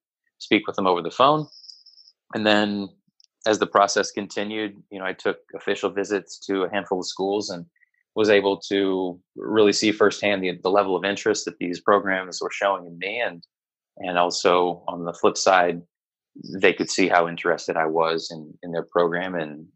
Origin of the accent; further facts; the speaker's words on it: Moberly, Missouri, United States; moved away as an adult; I grew up in a very small town in Missouri, a town called Moberly